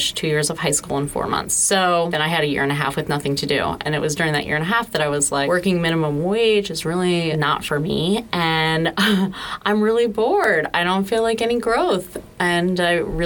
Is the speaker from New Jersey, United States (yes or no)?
yes; Southern New Jersey, United States; moved away as an adult; now in Florida, United States; I'm from Southern New Jersey, and I moved to Florida with my then fiance